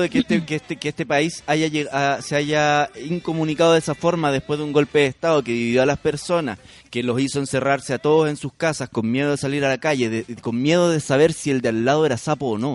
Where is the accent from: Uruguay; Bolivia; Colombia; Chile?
Chile; Santiago, Santiago Metropolitan Region; also born or lived in southern Chile; yo soy de Santiago, viví